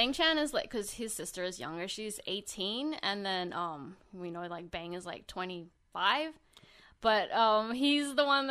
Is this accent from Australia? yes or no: yes; Sydney, New South Wales, Australia; born there; I was born in Sydney, Australia, like the same city as Felix.